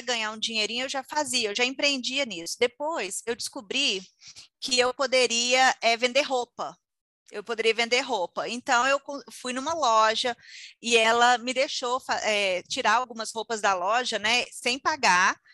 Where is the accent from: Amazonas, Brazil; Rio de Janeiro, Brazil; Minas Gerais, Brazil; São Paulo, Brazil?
Minas Gerais, Brazil; Conselheiro Lafaiete; also born or lived in United States; eu sou de Conselheiro Lafayette, Minas Gerais